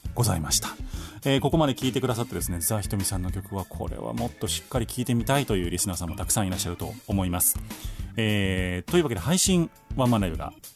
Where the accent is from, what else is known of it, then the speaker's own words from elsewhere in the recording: Kansai, Japan; accent: Kansai dialect; 僕だって今関西弁喋ってるつもりですけどね